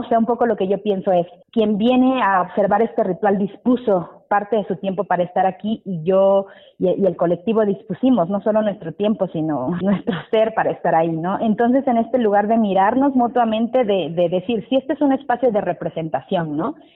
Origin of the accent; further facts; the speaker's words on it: Mexico City, Mexico; mi familia, donde yo crecí, estamos en Pantitlán, en la zona liminal entre el Estado de México y, la Ciudad de México.